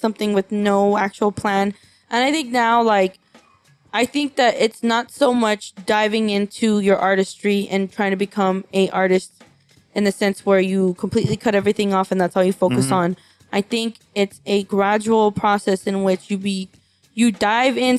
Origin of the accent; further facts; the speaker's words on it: Los Angeles, California, United States; I'm from East LA. You know, I'm a second generation Mexican.